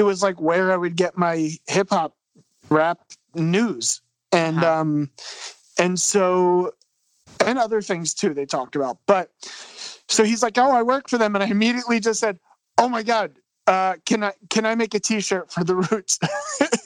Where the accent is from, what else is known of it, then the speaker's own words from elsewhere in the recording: Philadelphia, Pennsylvania, United States; I'm from Philly. I don't know if I mentioned that yet, but I'm from Philadelphia